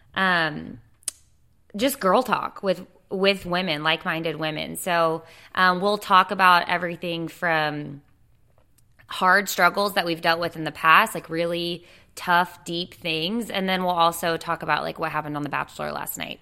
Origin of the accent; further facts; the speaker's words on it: Dallas, Texas, United States; moved away as an adult; now in Wilmington, United States; I moved to Wilmington, North Carolina about four and a half years ago. I'm from Dallas, Texas.